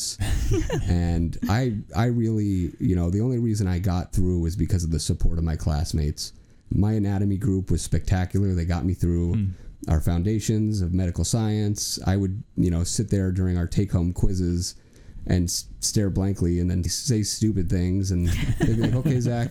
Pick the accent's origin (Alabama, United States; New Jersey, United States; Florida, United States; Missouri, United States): New Jersey, United States; moved away as an adult; now in Iowa, United States; we're from New Jersey originally, and we moved out to Iowa completely